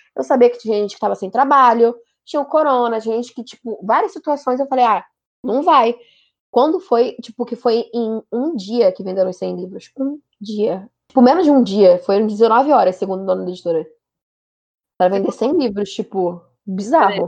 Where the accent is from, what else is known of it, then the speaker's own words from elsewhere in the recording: Rio de Janeiro, Brazil; eu sou do Rio